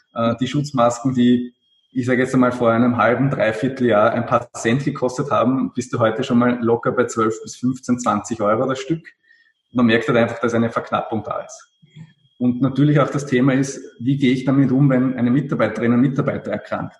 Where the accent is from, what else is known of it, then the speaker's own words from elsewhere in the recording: Austria; Also speziell bei uns in Österreich